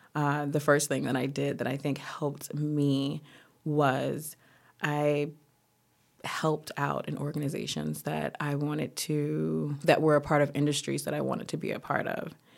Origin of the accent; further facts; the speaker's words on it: Tallahassee, Florida, United States; also born or lived in Boston; now in Paris, France; I'm originally from Tallahassee, Florida.